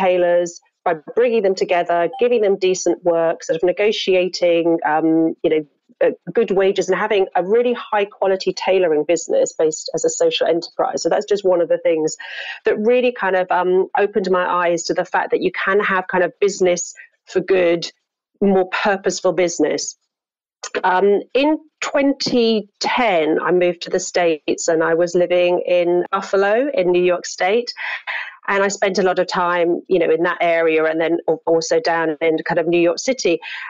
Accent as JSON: {"language": "English", "region": "London", "country": "United Kingdom", "also_born_or_lived": "Hong Kong", "moved": "as an adult", "said": "So I'm from London, and I worked, you know, in London in the early part of my career"}